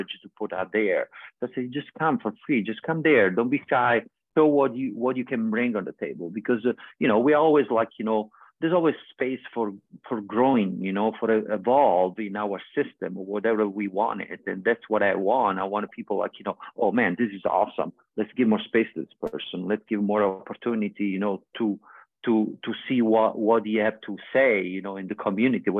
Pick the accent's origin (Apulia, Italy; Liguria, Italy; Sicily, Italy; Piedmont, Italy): Apulia, Italy; Vieste; moved away; Vieste is my hometown in Italy